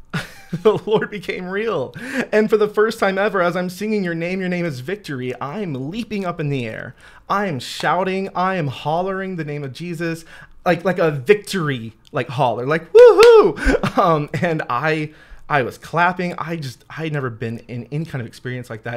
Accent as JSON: {"language": "English", "region": "Louisiana", "country": "United States", "tie": "born or raised there", "also_born_or_lived": "Steubenville, Ohio / Columbus, Ohio", "moved": "as an adult", "said": "I'm originally from Louisiana."}